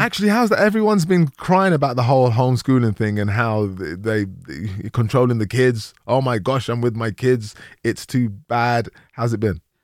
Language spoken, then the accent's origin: English; London, United Kingdom; also born or lived in Nigeria; I grew up in Tottenham